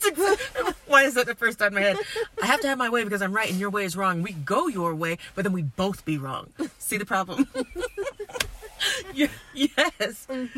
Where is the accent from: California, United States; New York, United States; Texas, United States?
New York, United States; Brooklyn; Okay, and I'm from Brooklyn.